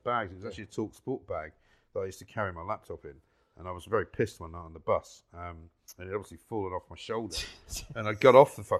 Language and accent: English; London, United Kingdom; I used to go to school on the tube